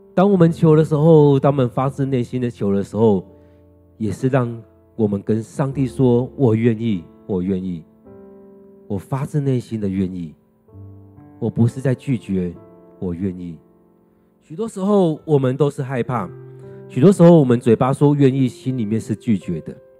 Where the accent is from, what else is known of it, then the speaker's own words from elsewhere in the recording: Taiwan; 如果用我们台湾来看，他们会觉得台湾人就讲华语啊，就讲台语啊，讲客家话啊。